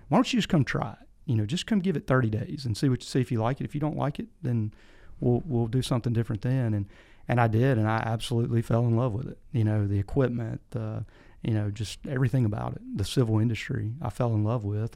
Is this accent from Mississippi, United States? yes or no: yes; Picayune, Mississippi, United States; moved away as an adult; now in Tennessee, United States; I grew up in South Mississippi, a little town called Picayune